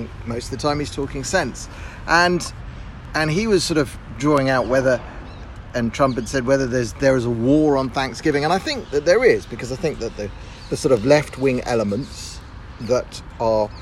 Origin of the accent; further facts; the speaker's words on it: United Kingdom; moved away as an adult; now in Tel Aviv, Israel; I grew up in Great Britain and I moved to Israel 10 years ago.